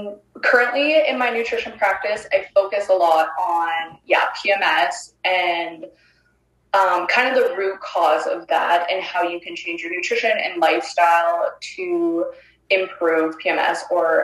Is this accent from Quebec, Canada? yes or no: no; Ontario, Canada; moved away as an adult; now in Northern British Columbia, Canada; I'm originally from Ontario. We've only lived here for a few months.